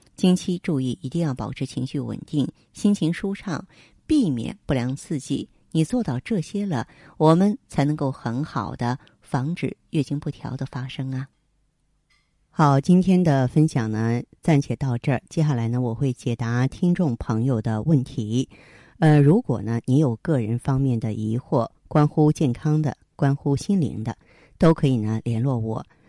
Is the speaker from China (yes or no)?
yes; northern China, China; 我们是北方人。北方人啊，咱们这个光照时间跟那个亚热带南方，它是不一样的